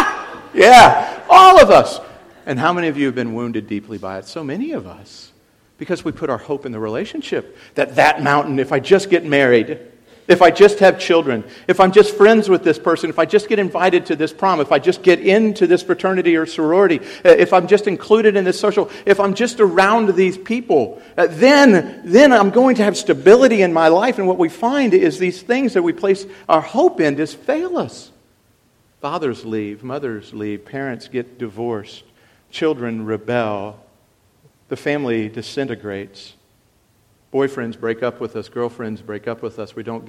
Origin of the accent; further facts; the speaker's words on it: South Africa; Coming back again, as I was from South Africa